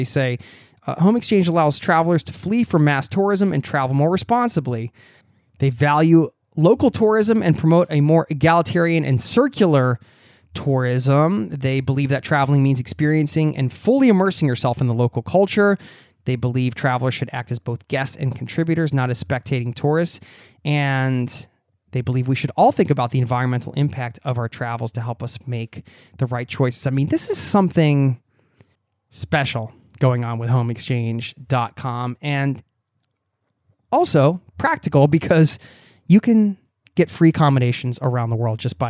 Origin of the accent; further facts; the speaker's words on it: New York City, New York, United States; I was born in New York City and have lived most of my life in the New York area.